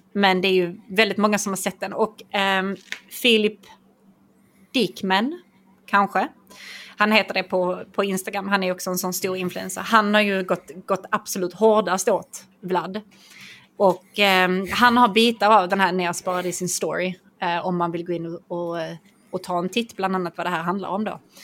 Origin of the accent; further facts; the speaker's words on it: Skåne, Sweden; jag är från Skåne